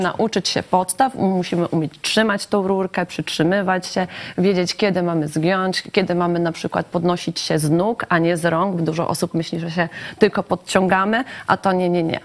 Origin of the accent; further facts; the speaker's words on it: Lublin Voivodeship, Poland; u nas na Lubelszczyźnie